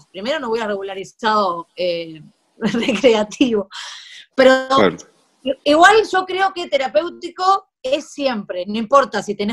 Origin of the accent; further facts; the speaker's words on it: Uruguay; now in Spain; Sí, yo soy uruguayo.